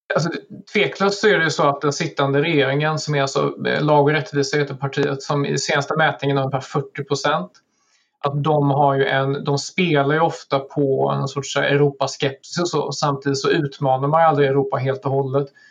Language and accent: Swedish; Sweden; som, som svensk